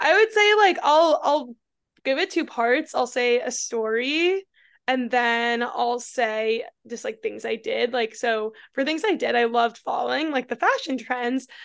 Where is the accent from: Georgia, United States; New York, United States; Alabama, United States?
New York, United States; moved away as an adult; also born or lived in Austin, Texas; I'm originally from New York, but I lived in Austin for six years